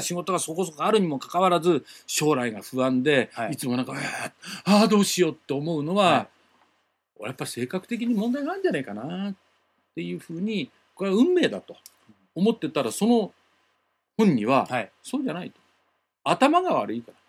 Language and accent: Japanese; Tokyo area, Japan; accent: standard Japanese; 東京圏出身は私だけだったんです